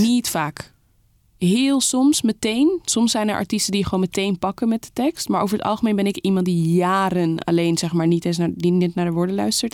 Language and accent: Dutch; Amsterdam, North Holland, Netherlands; Zeeburg, daar ben ik opgegroeid.